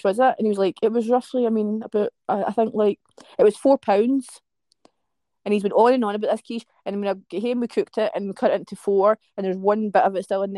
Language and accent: English; West Coast of Scotland, United Kingdom; accent: West Coast of Scotland; as a Scottish person, if I heard somebody with my accent, like a pure West Coast of Scotland accent